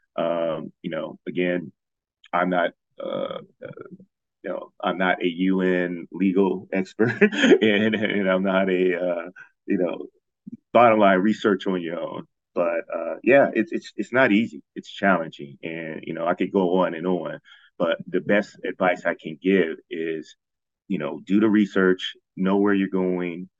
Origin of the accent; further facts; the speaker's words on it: Ohio, United States; moved away as an adult; also born or lived in Washington, District of Columbia, United States / Kathmandu, Nepal; now in Thailand; I'm from Ohio